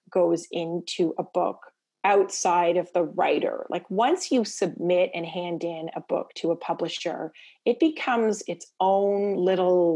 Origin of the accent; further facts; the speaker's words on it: Toronto, Ontario, Canada; also born or lived in Prince Edward Island; I grew up in Toronto and my parents are from Prince Edward Island